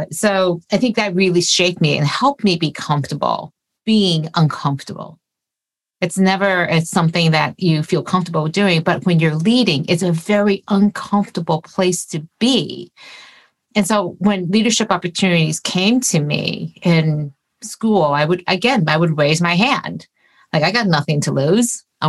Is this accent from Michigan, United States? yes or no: yes; Detroit, Michigan, United States; I grew up in the Detroit area